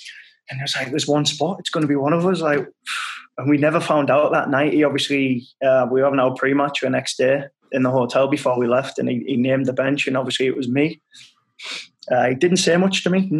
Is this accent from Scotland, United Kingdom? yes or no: no; Hartlepool, North East England, United Kingdom; come play for my hometown club